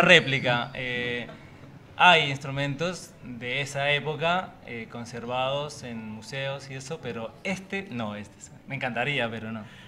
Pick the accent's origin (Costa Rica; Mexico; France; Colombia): Colombia; now in Argentina; soy colombiano, hace cinco años estoy acá en la Argentina